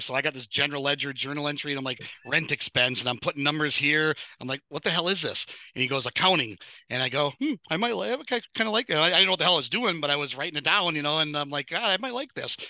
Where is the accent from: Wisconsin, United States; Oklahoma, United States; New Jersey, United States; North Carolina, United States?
Wisconsin, United States; Superior; moved away as an adult; now in Minnesota, United States; I grew up on Superior side for okay. about 20 some years and then I moved over to the Minnesota side thereafter.